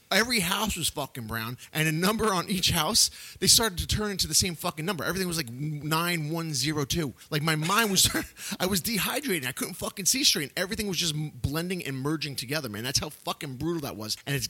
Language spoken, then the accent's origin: English; Yonkers, New York, United States; growing up in Yonkers in the 80s and in the early 90s